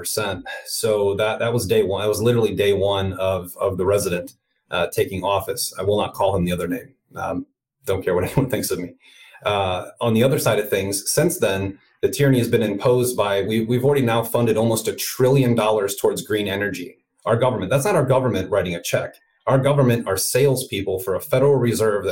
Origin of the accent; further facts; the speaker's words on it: Northwest Indiana, United States; moved away; also born or lived in Chicago, Illinois / California; I'm from Chicago originally, grew up in Northwest Indiana, right outside the city.